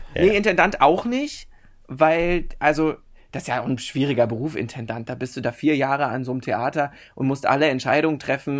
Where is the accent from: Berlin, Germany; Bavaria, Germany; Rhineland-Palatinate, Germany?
Berlin, Germany; in Berlin-Köpenick bin ich aufgewachsen